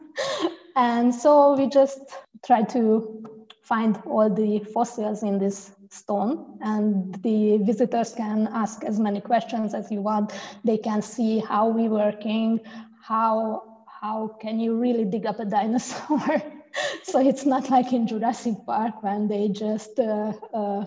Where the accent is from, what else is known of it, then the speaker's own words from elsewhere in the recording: Hungary; now in Frankfurt, Germany; I came from Hungary